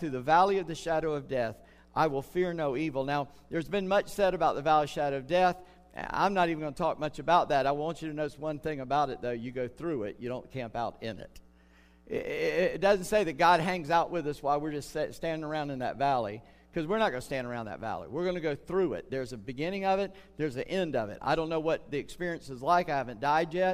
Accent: North Charleston, South Carolina, United States; moved away; I grew up in Charleston, North Charleston, South Carolina

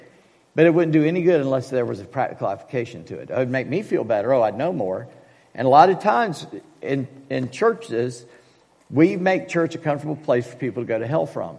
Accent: United States; we are so American

